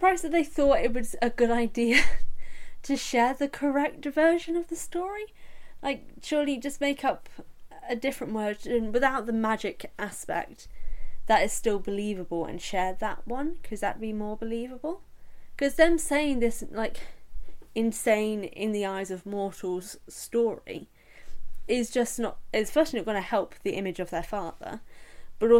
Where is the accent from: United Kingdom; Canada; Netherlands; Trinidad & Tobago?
United Kingdom; England; as an English person